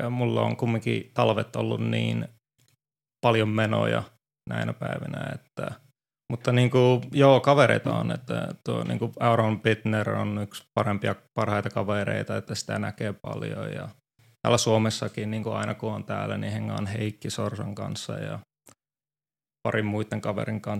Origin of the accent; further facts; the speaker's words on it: Finland; Se on, tämä on mun kotimaa ja se on aina, varsinkin nyt kun ei ole pari vuoteen tullut koronan takia, niin oli mukava tulla vähän pidemmäksi ajaksi.